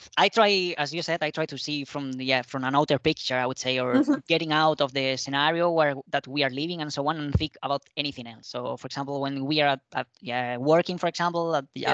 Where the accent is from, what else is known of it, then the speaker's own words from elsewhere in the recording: Spain; English is a second language; moved away as an adult; now in Madrid, Spain; go to visit my parents, which is a smaller town in the south